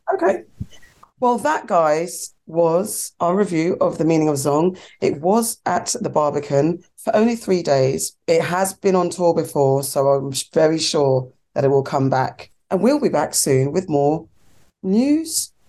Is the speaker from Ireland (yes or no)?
no; Ghana; I'm Ghanaian